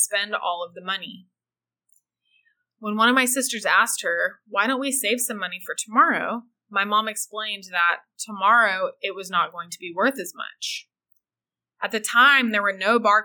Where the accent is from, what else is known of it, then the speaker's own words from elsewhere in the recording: United States; to be from the USA